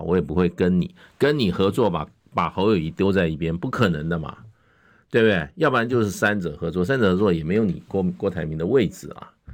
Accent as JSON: {"language": "Chinese", "country": "Taiwan", "said": "然后让我们台湾人有比较长的时间去思考"}